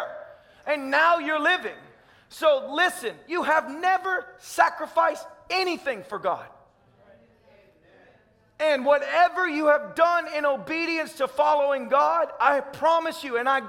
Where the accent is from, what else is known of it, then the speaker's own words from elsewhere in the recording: Tennessee, United States; I'm a redneck from Tennessee